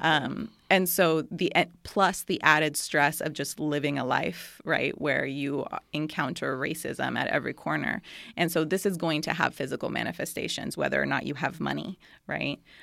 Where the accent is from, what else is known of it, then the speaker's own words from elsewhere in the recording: Costa Rica; I was born and raised in Monterrey de Costa Rica, which is a small town on the top of a mountain in, in Costa Rica.